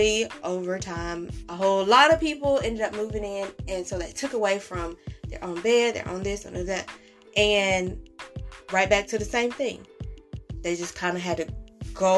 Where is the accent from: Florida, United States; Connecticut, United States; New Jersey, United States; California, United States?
California, United States; Growing up in California